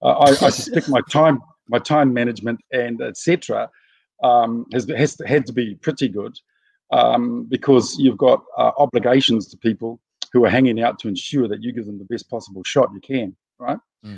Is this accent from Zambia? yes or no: no; Gisborne, New Zealand; So when my kids were growing up, even though I'm from Ngāti Porou, and we that's the greatest tribe in New Zealand, of course.